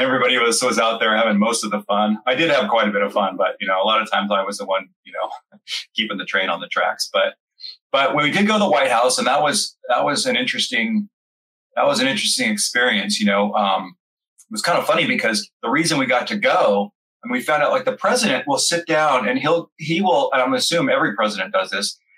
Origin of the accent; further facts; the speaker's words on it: California, United States; moved away as an adult; now in Florida, United States; I grew up born and bred in California, and now I live in Florida